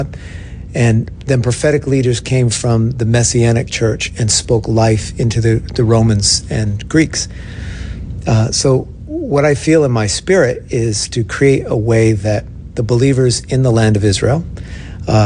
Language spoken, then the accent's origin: English; Australia; also born or lived in Brisbane, Australia; now in Seattle, United States; I'm still an Australian citizen, and I got two passports